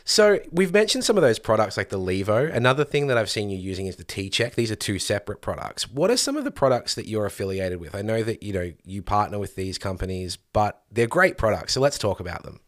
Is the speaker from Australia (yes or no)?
yes; Victoria, Australia; here in Victoria, my home state